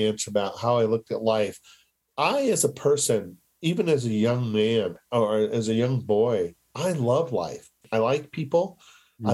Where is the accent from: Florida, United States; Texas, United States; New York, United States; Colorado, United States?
Colorado, United States; I was raised in Colorado. I was raised on a horse ranch, an Appaloosa ranch east of here